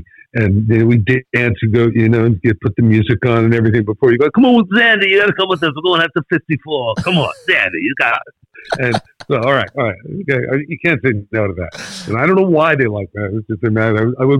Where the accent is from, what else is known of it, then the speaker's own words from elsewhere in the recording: Brooklyn, New York, United States; born there; also born or lived in New Jersey; Yeah, I was born in Brooklyn